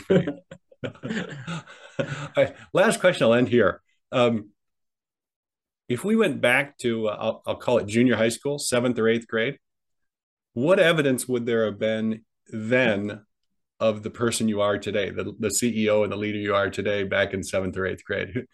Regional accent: Midwest, United States; moved away as an adult; also born or lived in California; I was raised in the Midwest, and obviously, I and then I moved migrated to California at 18.

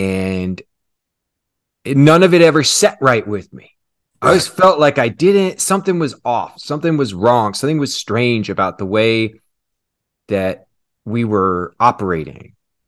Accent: Kansas City, United States; So I grew up in Kansas City. Mm-hmm. In a very conservative

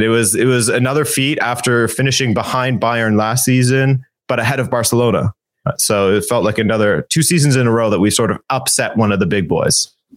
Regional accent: Canada; My parents okay. are from Portugal, but I was born in Canada

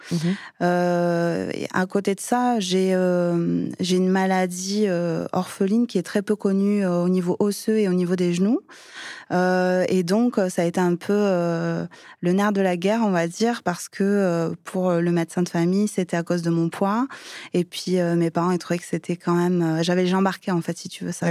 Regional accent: Perpignan, Occitania, France; now in Val-d'Oise, France; je suis originaire de Perpignan.

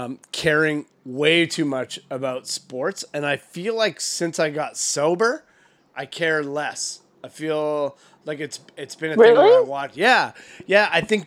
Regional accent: Canada; I was born in Canada. I was just born here.

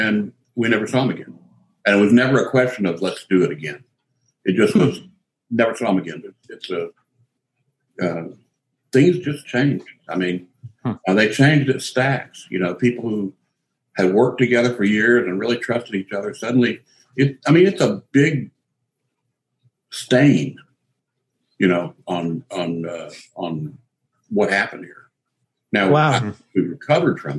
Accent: Memphis, Tennessee, United States; moved away as an adult; also born or lived in New York; I grew up in Memphis

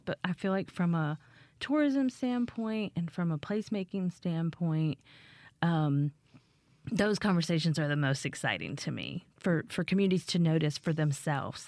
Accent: Appalachia, United States; moved away; I grew up in Appalachia

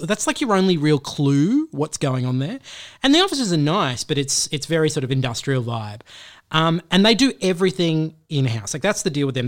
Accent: Australia; being an Australian in the U S

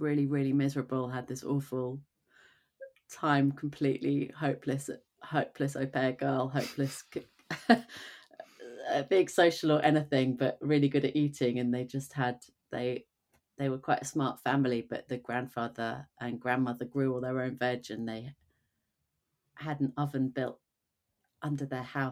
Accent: Twickenham, London, United Kingdom; also born or lived in New York; now in London, United Kingdom; I grew up in Twickenham, actually, in the suburbs.

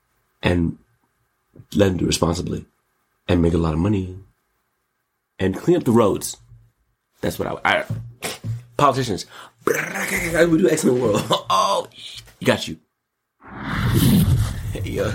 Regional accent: United States; I'm also an American

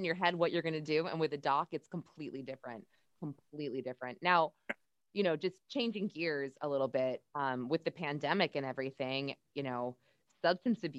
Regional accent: Manchester, New Hampshire, United States; moved away; I'm from New Hampshire and the Manchester area, which is actually where I went to high school

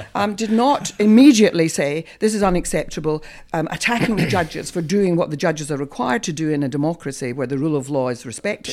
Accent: Scot, Scotland, United Kingdom; moved away; I have practiced for many years at the English Bar, despite being a Scot

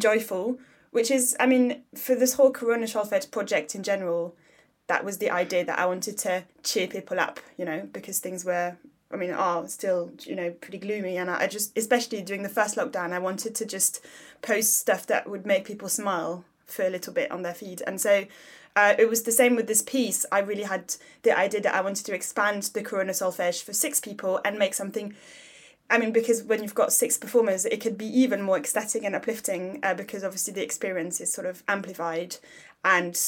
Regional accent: Paris, Île-de-France, France; also born or lived in South London; now in London, United Kingdom; I grew up in Paris, but I now live in South London

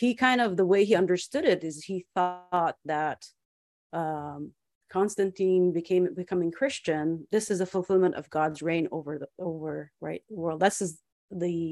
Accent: Nazareth, Northern District, Israel; growing up in Nazareth in a small church

